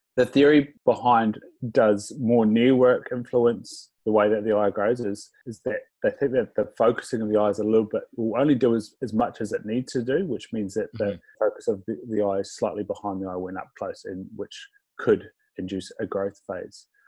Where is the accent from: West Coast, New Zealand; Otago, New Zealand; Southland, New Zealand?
Southland, New Zealand; Invercargill; I'm from Invercargill, so we sort of lived in a small house till I was about four. And then we moved out to a semi-rural area of Invercargill